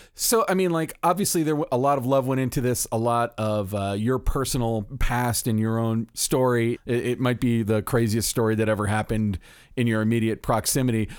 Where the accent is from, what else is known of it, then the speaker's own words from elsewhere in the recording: Florida, United States; I'm from Florida